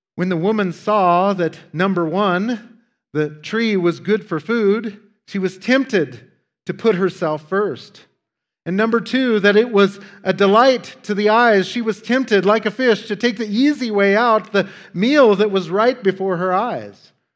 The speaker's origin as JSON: {"language": "English", "region": "Wyoming", "country": "United States", "tie": "born or raised there", "said": "Growing up in Wyoming, uh, as I have Wyomingeites, uh, like others who live in remote parts of the world, often have to imagine ways to entertain ourselves."}